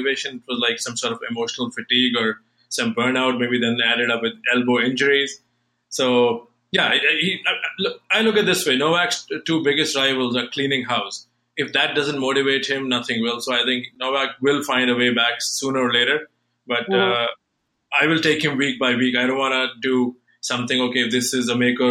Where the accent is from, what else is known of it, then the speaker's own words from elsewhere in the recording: New Delhi, Delhi, India; moved away; I'm from New Delhi